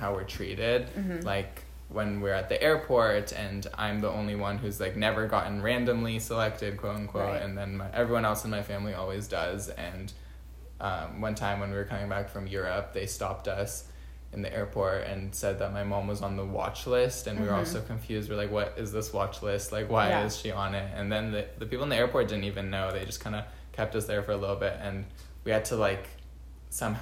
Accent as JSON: {"language": "English", "area": "Bay Area", "region": "California", "country": "United States", "tie": "born or raised there", "said": "I'm born and raised in the Bay Area"}